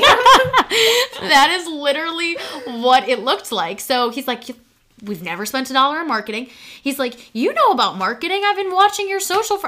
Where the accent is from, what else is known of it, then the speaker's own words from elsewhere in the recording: Chicago, Illinois, United States; i was in that entire i would say broadcast stage in chicago